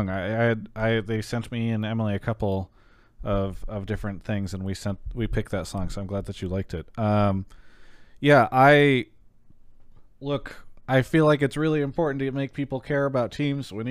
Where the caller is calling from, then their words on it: São Paulo, Brazil; I'm calling from Sao Paulo, Brazil.